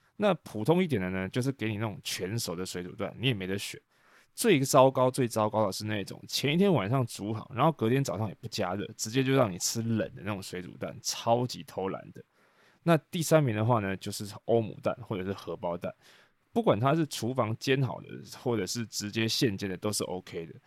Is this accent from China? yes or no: no; Taiwan; 我们台湾人在说的热狗